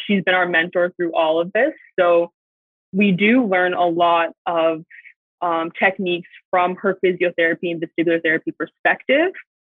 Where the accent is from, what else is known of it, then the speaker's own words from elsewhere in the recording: Squamish, British Columbia, Canada; I'm actually one of the rare few that's born and raised in Squamish, as well as my parents. So we go way back.